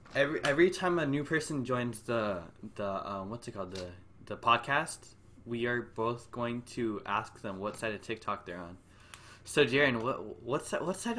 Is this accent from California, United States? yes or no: yes; California, United States; I'm so Californian